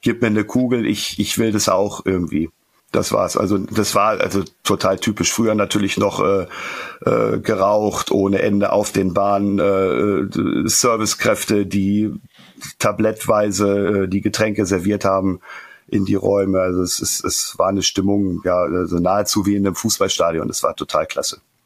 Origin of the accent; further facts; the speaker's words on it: Northern Germany, Germany; ich komme aus dem Norden